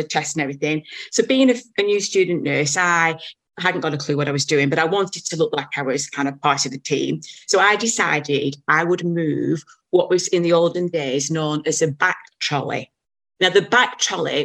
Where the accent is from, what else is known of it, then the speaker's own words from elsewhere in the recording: Blackburn, North West England, United Kingdom; moved away as an adult; now in New Zealand; I was born in Blackburn, which is about 30 miles away